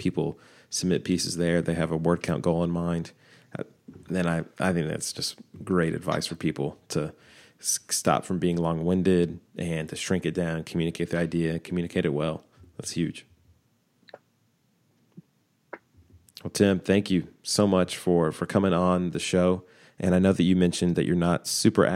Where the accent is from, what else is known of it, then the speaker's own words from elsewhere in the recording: Texas, United States; I'm also Texan